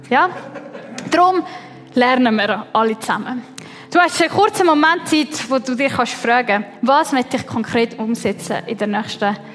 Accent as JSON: {"language": "German", "country": "Switzerland", "tie": "born or raised there", "said": "ich bin in der Schweiz geboren und aufgewachsen, oder?"}